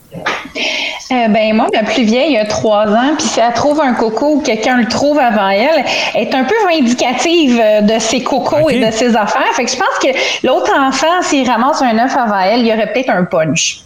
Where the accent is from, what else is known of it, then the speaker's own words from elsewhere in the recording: Montreal, Quebec, Canada; also born or lived in Saint-Jean-sur-Richelieu; suis née à Montréal.